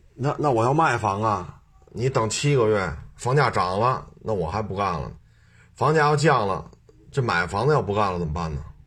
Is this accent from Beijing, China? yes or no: yes; Beijing, China; 我就生在这儿，长在这儿